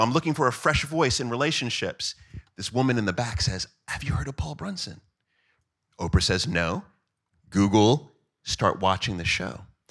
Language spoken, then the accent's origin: English; Jamaica; I am Jamaican